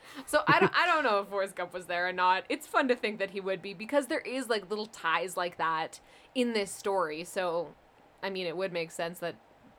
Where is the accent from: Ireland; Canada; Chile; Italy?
Canada; being Canadian, we have a very North American and specifically American-centric view of the world.